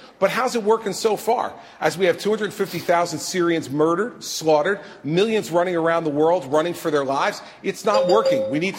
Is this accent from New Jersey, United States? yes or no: yes; New Jersey, United States; I'm from New Jersey